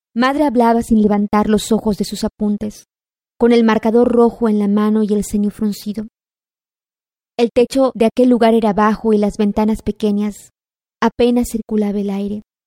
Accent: Yucatán, Mexico; soy yucateca, nací en 1985

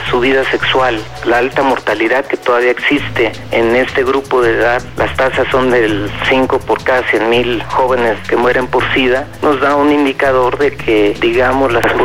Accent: Venezuela; now in Mexico; eh, soy estudiante venezolano en la Universidad de Guanajuato, tengo 38 años, soy licenciado en informática.

